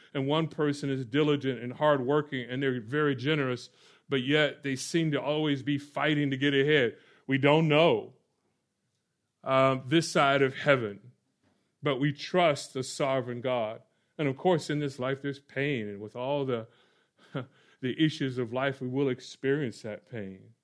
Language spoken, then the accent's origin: English; Orlando, Florida, United States; moved away; I grew up in Or-, Orlando, Florida